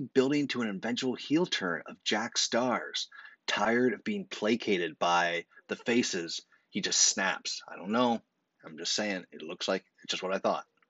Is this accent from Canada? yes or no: yes; Canada; As a Canadian